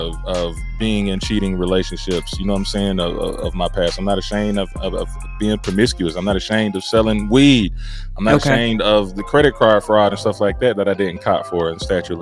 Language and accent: English; Tullahoma, Tennessee, United States; I'm from Tullahoma, where only 12 black people graduated.